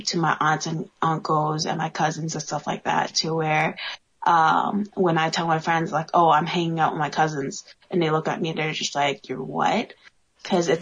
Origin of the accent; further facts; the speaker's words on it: New York, United States; moved away; growing up in New York